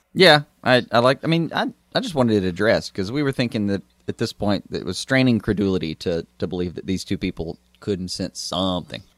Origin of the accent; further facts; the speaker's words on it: United States; we're American